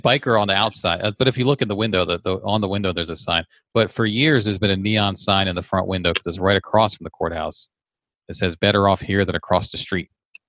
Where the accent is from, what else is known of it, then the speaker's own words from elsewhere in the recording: Leesburg, United States; Leesburg, which is my hometown